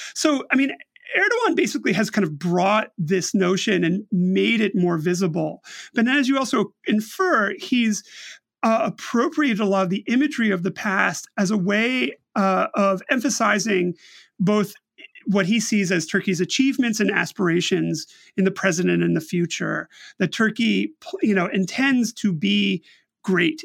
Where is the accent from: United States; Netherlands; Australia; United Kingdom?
United States; speaking personally as an American